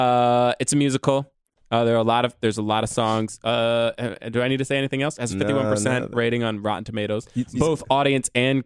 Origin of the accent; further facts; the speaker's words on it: New York City, New York, United States; I was born in Harlem